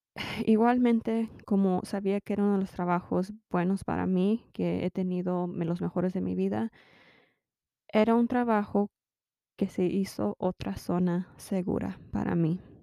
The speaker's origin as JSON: {"language": "Spanish", "country": "United States", "also_born_or_lived": "Mexico (parents)", "said": "soy mexicana americana y tengo, mis padres son mexicanos"}